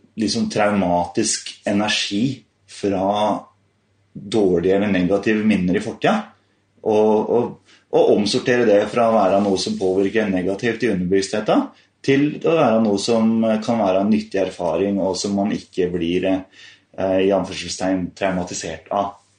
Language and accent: Norwegian; Rødberg, Buskerud, Norway; also born or lived in Haugsbygd / Hønefoss; jeg kom fra Rødberg